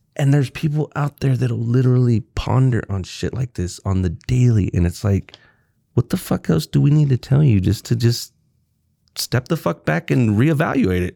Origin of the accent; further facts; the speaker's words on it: North Texas, United States; I was born there.